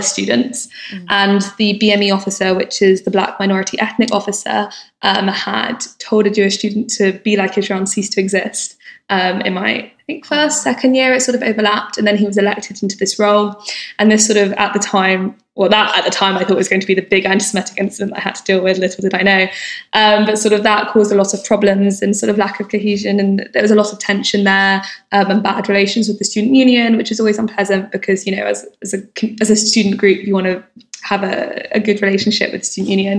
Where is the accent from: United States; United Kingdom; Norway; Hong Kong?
United Kingdom; Hertfordshire, East of England; also born or lived in Bristol; now in London, United Kingdom; I am from London, well, Hertfordshire technically